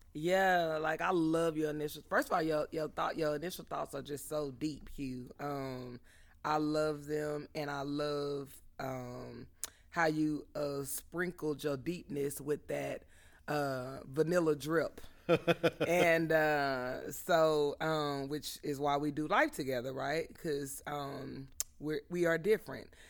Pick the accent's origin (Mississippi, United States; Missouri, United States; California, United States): California, United States; Southern; we grew up in Southern California, where it was common to be interracial